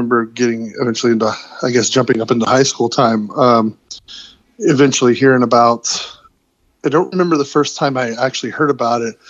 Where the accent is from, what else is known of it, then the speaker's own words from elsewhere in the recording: Georgia, United States; we're from Georgia